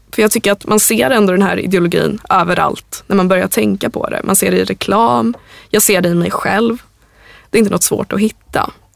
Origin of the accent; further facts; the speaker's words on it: Sweden; vi svenskar